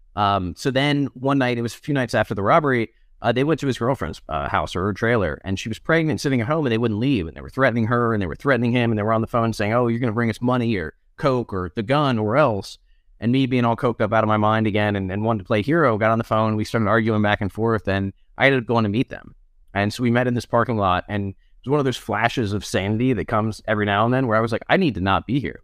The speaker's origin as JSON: {"language": "English", "town": "Charlottesville", "region": "Virginia", "country": "United States", "tie": "born or raised there", "said": "I was born in Charlottesville, Virginia, which is where I live again now. Um, raised here, went to school here"}